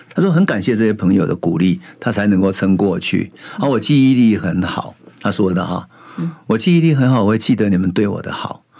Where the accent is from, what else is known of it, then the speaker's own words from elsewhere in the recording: Taiwan; 我是一九五八年生的嘛，然后 我那时候生的时候，哎，奇怪， 我们乡下都只有那种共同的茅坑啊